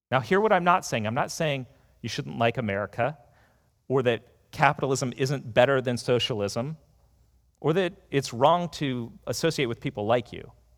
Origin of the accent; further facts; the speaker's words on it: United States; being an American